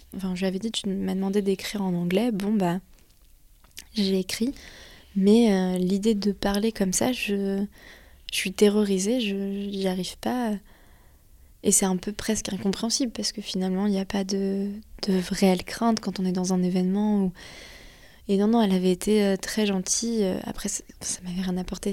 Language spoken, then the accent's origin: French; France; je suis française